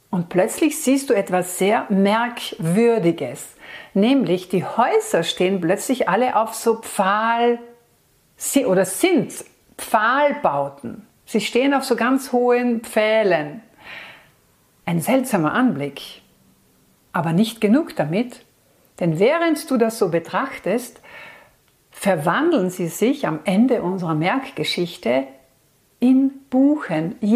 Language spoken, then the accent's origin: German; Austria; Und bei uns in Österreich ist das im Wildnisgebiet Dürrenstein der Fall und im Nationalpark Kalkalpen.